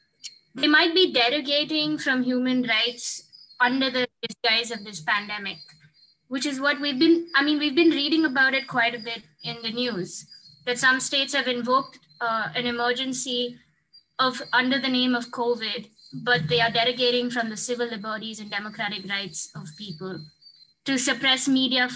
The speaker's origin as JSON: {"language": "English", "country": "India", "said": "I'm from India, so it's noon right now."}